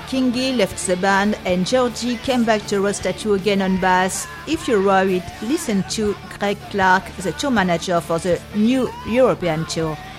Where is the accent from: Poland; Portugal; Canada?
Portugal; Sabrosa, Vila Real District; from Sabrosa